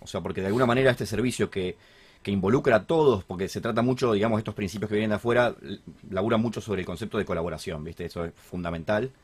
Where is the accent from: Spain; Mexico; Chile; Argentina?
Argentina; sabiendo cómo somos los argentinos